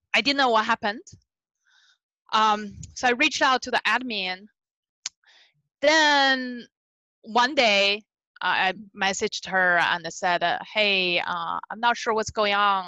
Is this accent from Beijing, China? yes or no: yes; Beijing, China; English is a second language; moved away as an adult; also born or lived in California; now in United States; I was born and raised in Beijing, China